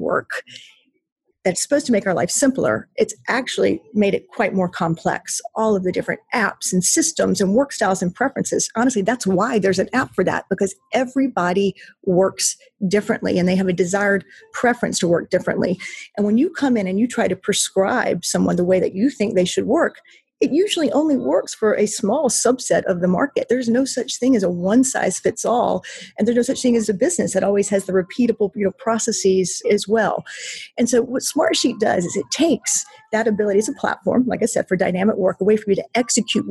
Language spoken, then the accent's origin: English; North Carolina, United States; I'm born and raised in North Carolina, lived most of my life in North Carolina